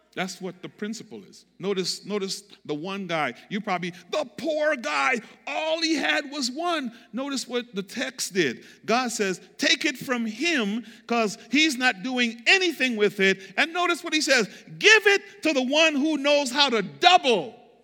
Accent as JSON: {"language": "English", "country": "U.S. Virgin Islands", "tie": "born or raised there", "moved": "yes", "said": "I grew up on Saint Croix, um, beach, coconut"}